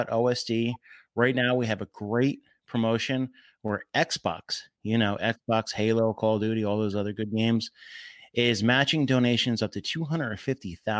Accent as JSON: {"language": "English", "region": "New Jersey", "country": "United States", "tie": "born or raised there", "also_born_or_lived": "Philadelphia / San Diego", "moved": "yes", "lives_now": "Washington, D.C. area, United States", "said": "I grew up in Jersey by the Pocono area."}